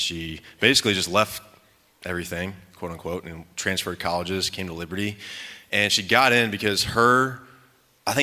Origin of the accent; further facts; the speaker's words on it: Virginia, United States; moved away; also born or lived in Lubbock, Texas; I was born in Lubbock. But I lived most of my life on the East Coast in Virginia.